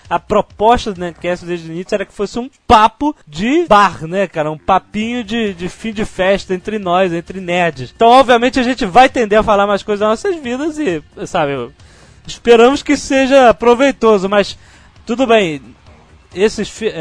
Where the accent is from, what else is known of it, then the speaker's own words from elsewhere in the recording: Campinas, São Paulo, Brazil; also born or lived in Bahia; sou de Campinas, mas dois meses atrás eu morava em Whatever, Bahia